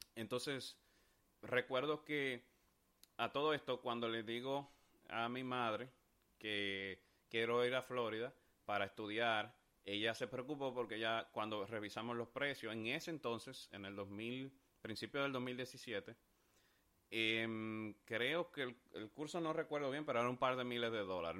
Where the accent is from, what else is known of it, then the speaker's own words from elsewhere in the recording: Dominican Republic; mi país, República Dominicana